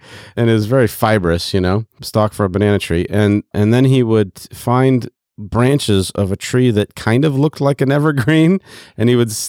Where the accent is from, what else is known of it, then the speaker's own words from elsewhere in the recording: Kinshasa, DR Congo; I grew up in the Congo.